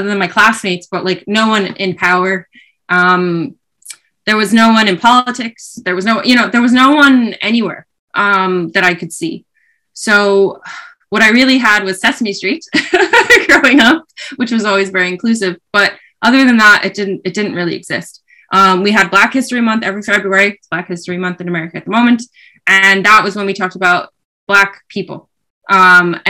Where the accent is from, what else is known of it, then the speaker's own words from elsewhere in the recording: New York, United States; moved away as an adult; now in Ireland; I'm from New York, like I'm a Yankees fan